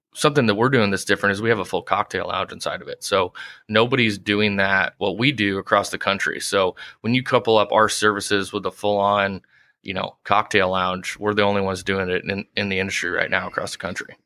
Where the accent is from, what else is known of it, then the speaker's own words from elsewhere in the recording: Prairie Village, Kansas, United States; moved away as an adult; now in Omaha, United States; I'm originally from Kansas City, grew up in Prairie Village